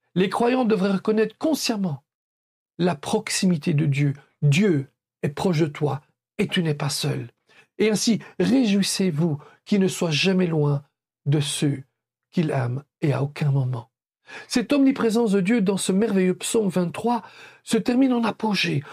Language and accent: French; Belgium; comme on dit chez nous en Belgique